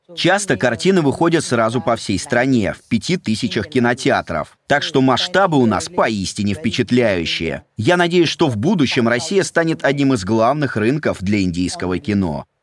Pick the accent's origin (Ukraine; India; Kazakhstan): India; Russian is a second language; moved away as an adult; now in Russia; Я говорю, Индия